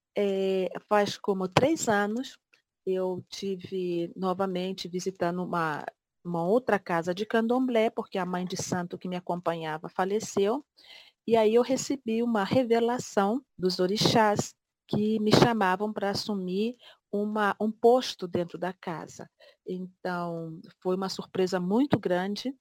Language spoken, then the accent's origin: Portuguese; Barra do Piraí, Rio de Janeiro, Brazil; Barra do Piraí, que é a cidade de onde eu venho no Rio de Janeiro